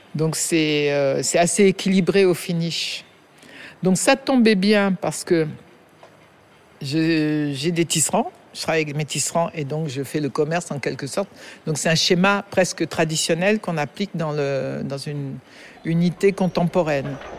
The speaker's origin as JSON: {"language": "French", "country": "France", "tie": "born or raised there", "moved": "yes", "lives_now": "Dakar, Senegal", "said": "je suis née en France, ma mère étant française"}